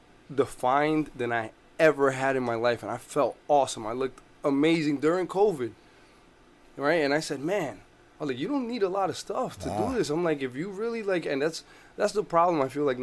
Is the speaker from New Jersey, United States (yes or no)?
yes; Newark, New Jersey, United States; now in Orlando, United States; I come from Jersey. I'm from Newark, New Jersey